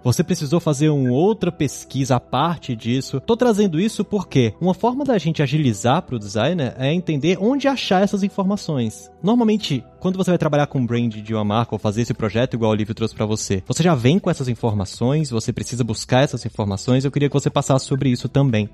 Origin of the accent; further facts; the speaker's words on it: Brasília, Federal District, Brazil; Eu que sou brasiliense aqui